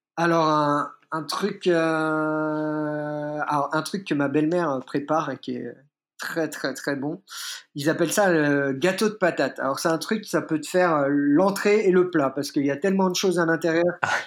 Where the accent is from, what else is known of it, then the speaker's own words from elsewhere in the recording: Burgundy, Bourgogne-Franche-Comté, France; moved away as an adult; now in Rome, Italy; Je suis à la base euh, originaire euh, de la Bourgogne, mais ayant euh, des origines corse et italiennes